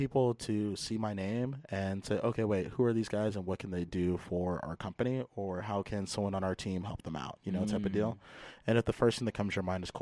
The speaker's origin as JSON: {"language": "English", "town": "San Jose", "region": "California", "country": "United States", "tie": "born or raised there", "said": "I'm born and raised in San Jose, California."}